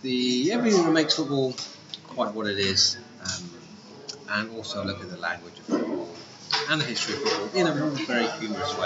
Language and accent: English; Poole, South West England, United Kingdom; moved away as an adult; also born or lived in France; now in Vienna, Austria; South of England, a little town called Paul in Dorset.